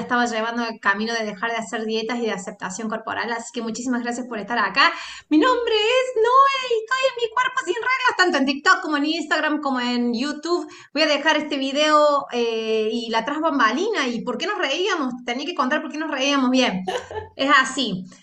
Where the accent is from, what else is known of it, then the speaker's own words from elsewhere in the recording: Argentina; sos argentino